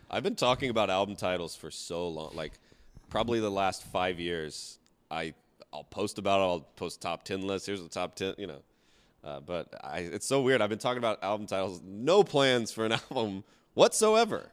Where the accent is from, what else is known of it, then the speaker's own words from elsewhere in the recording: the South, United States; I'm from the South